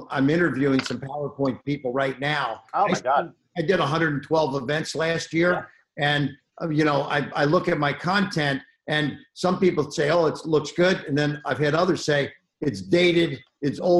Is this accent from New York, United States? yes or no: yes; New York City, New York, United States; So um, growing up in New York was amazing.